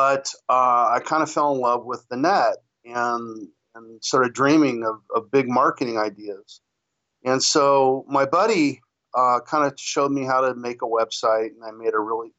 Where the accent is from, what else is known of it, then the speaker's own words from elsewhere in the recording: Hawthorne, California, United States; now in Torrance, United States; you said I'm from Hawthorne, California. That's where I started. About 50 years ago, but I now am down the road a little bit in Torrance, California. I've been in the South Bay most of my life